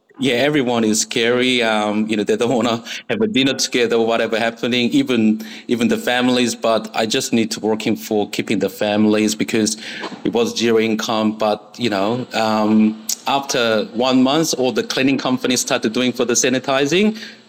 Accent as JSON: {"language": "English", "region": "Seoul", "country": "South Korea", "tie": "born or raised there", "second_language": "English", "moved": "as an adult", "lives_now": "Australia", "said": "okay, so I born and raised in South Korea, Seoul. And after the army, I went to Japan as a working holiday or backpackers."}